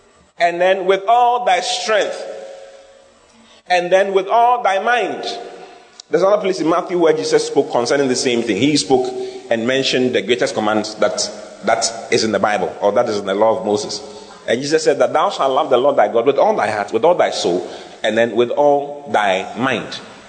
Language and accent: English; Asankragwa, Western Region, Ghana; born there; because I was born in Asankrigua and I didn't go to university.